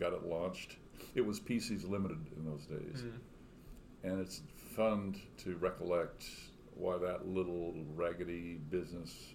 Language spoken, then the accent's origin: English; Three Rivers, Texas, United States; moved away as an adult; now in Austin, United States; I'm a South Texan. If you're getting gas as you travel from San Antonio to Corpus Christi, you would probably stop in my hometown of Three Rivers